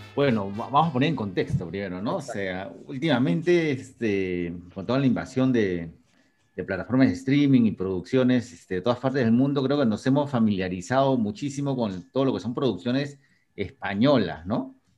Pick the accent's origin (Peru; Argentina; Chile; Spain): Peru; como peruano